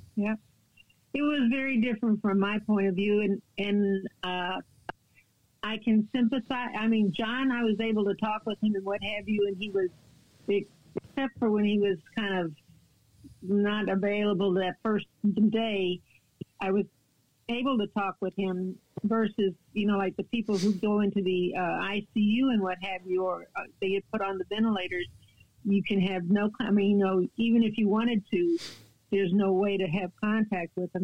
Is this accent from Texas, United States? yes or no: yes; San Antonio, Texas, United States; moved away as an adult; now in Kentucky, United States; I'm from San Antonio, Texas, and I was born there